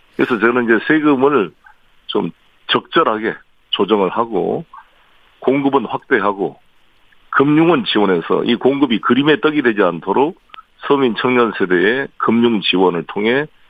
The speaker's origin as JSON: {"language": "Korean", "region": "Seoul", "country": "South Korea", "tie": "born or raised there", "said": "서울 토박이고"}